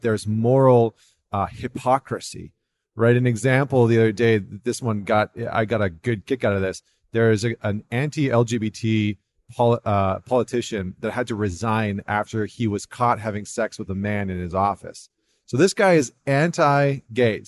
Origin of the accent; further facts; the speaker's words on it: Canada; as a Canadian